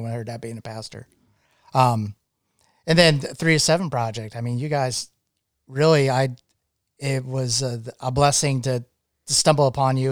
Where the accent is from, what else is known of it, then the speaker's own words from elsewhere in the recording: Maine, United States; moved away as an adult; also born or lived in Vermont / New England; Uh, I grew up in Maine. I grew up, actually grew up as a, as a child on an island on the coast of Maine.